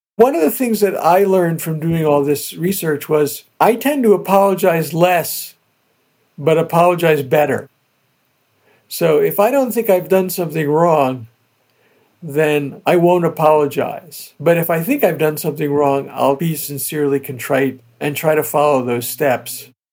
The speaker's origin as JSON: {"language": "English", "region": "New Jersey", "country": "United States", "tie": "born or raised there", "said": "I grew up in New Jersey with all these old Italian families"}